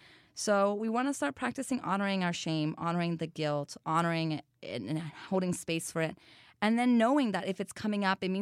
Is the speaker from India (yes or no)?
no; Brazil; English is a second language; now in United States; So I'm from Brazil, which is a country that's very sexualized in this country.